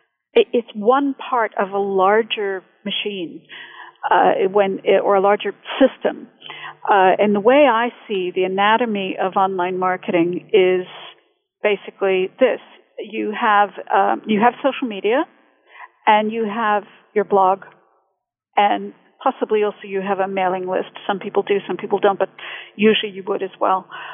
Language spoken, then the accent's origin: English; United States; accent: mid-Atlantic; now in Bedford, United Kingdom; I'm originally from the U.S., but I've lived in England going on 20 years now, so my accent's a bit mid-Atlantic is what they call it, you know, so it kind of fluctuates.